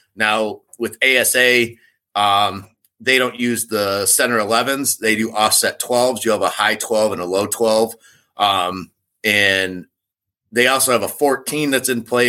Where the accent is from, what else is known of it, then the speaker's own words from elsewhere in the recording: Michigan, United States; I grew up in Michigan